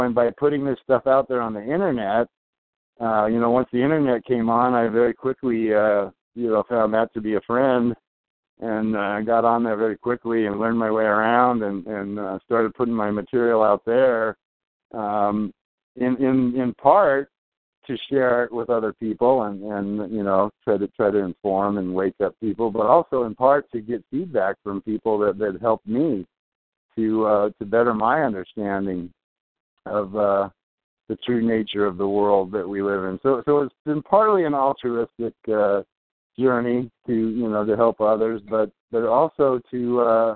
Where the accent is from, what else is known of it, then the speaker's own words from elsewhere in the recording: Torrance, California, United States; blue collar kid growing up in Torrance